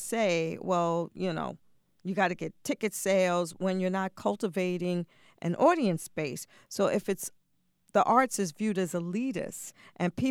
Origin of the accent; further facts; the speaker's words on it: New York City, New York, United States; when I was growing up in New York City